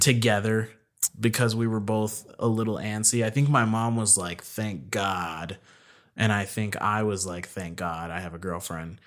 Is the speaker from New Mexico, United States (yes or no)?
yes; Albuquerque, New Mexico, United States; also born or lived in Kentucky; Born and raised in Albuquerque